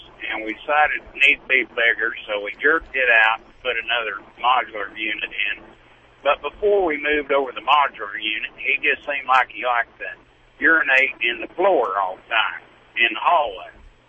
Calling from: Needles, California, United States; Yeah, right now I'm going through Needles, California.

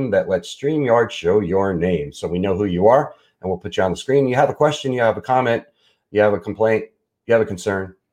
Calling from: New Jersey, United States; I'm listening from New Jersey.

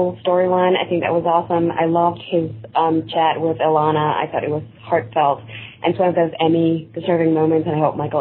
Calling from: Spain; I'm calling from Spain

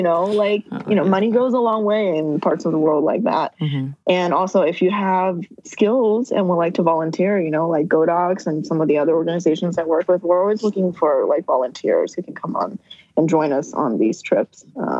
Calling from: Moldova; And in fact, I'm calling you from Moldova right now.

